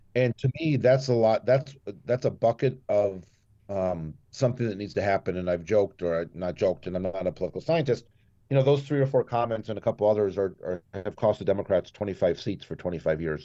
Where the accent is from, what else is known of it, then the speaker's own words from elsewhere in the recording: Minneapolis, Minnesota, United States; moved away as an adult; also born or lived in northeastern Montana / Colorado / New York; now in Aspen, United States; I grew up in Minneapolis